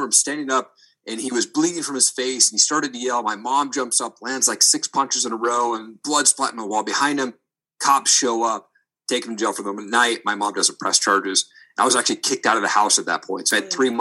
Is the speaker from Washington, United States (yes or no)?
yes; Eastern Washington, United States; also born or lived in Seattle; I grew up in Eastern Washington